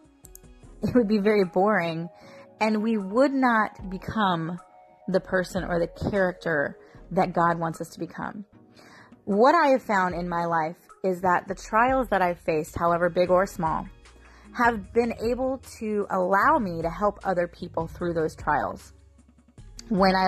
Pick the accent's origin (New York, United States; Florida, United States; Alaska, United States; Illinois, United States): Florida, United States; accent: country; I get my country slang from growing up here in Florida.